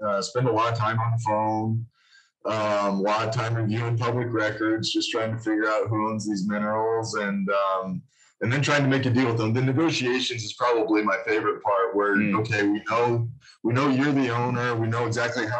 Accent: Casper, Wyoming, United States; also born or lived in Denver, Colorado; I'm born and raised in Wyoming. I've basically been between Casper and Denver my whole life

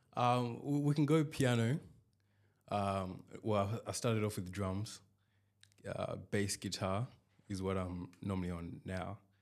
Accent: Zimbabwe; I'm from Zimbabwe.

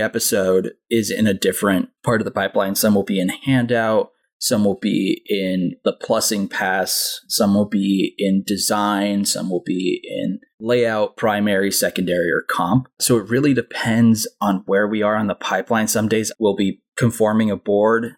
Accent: Anaheim, California, United States; I grew up in Anaheim, California

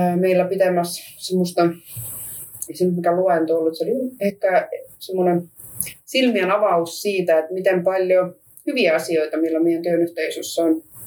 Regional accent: Estonia; Finnish is a second language; now in Finland; mä oon virolainen, mä myös puhun venäjä

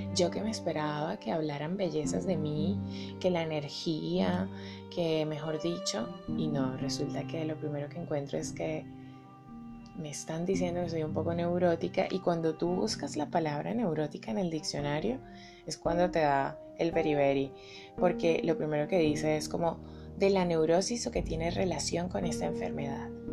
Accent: Venezuela; also born or lived in Bogotá, Colombia; now in Colombia; Soy venezolana y colombiana. Mis padres, los dos son rolos, se casaron y se fueron a vivir a Caracas

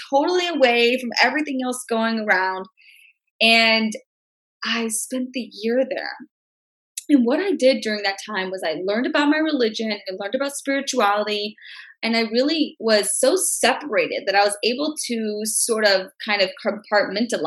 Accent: Memphis, Tennessee, United States; I'm from Memphis, Tennessee, born, raised, grew up there all my life

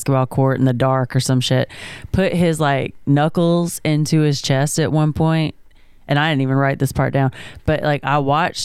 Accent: South Georgia, United States; I grew up in South Georgia, which we call North Florida.

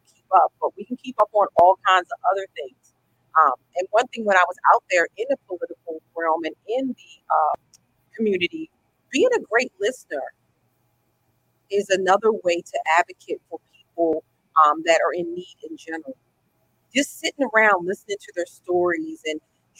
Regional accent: Edgewood, Maryland, United States; I am from Harford County, born and raised, and Edgewood is where I grew up.

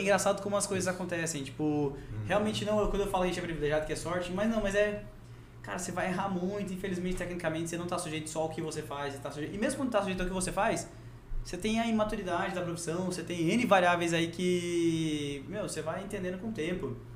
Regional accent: Rondônia, Brazil; also born or lived in Goiás; Eu sou, sou nascido goiano, mas vim pra cá com meses de idade

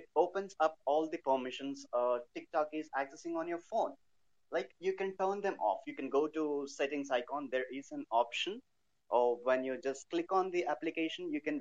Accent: Hyderabad, Telangana, India; I'm from Hyderabad

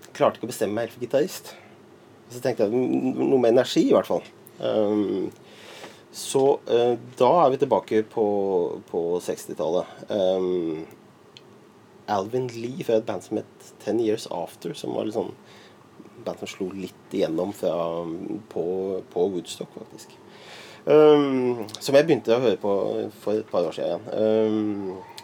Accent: Lier, Buskerud, Norway; deler av oppveksten i Lier

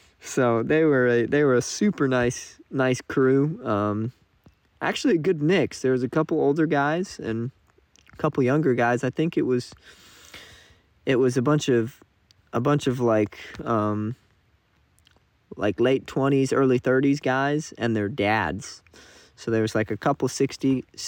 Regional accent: South Carolina, United States; I'm from South Carolina. I'm a Clemson guy

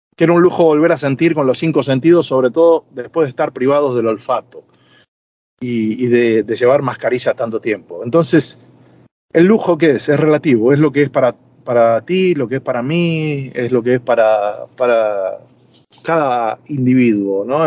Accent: Buenos Aires, Argentina; moved away as an adult; also born or lived in Madrid, Spain; now in Marbella, Spain; mi país de origen, Argentina. Yo siempre me voy a sentir argentino

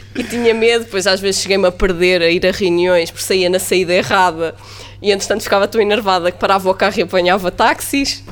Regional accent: Mafra, Lisbon, Portugal; eu sou de Mafra

